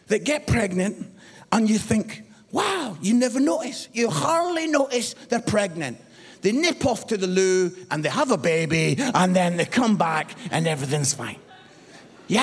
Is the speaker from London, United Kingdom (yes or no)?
no; Edinburgh, Scotland, United Kingdom; moved away as an adult; also born or lived in Barnsley; I was born in Edinburgh, the most beautiful city in the world